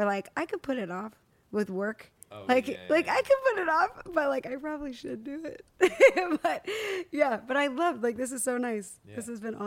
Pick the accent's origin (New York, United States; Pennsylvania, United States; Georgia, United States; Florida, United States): Pennsylvania, United States; Palmyra; now in Nashville, United States; I'm from Palmyra